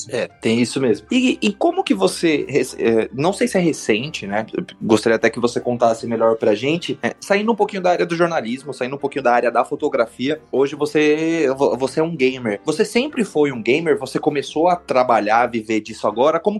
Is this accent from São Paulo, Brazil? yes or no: yes; São Paulo, Brazil; Pra quem tá ouvindo a primeira vez, a gente é de São Paulo.